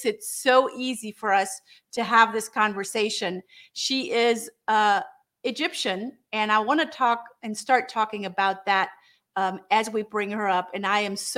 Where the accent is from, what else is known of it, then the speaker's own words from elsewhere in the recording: Germany; now in United States; I'm here in the United States, and I'm originally from Germany